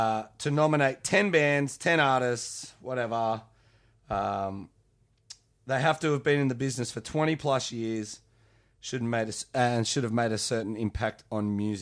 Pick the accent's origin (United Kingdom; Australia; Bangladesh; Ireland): Australia; as an Australian